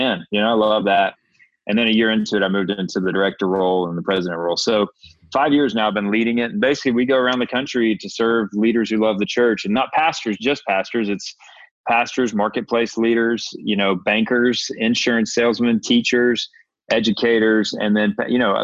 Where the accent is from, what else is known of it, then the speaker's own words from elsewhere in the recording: Atlanta, Georgia, United States; I grew up here in Atlanta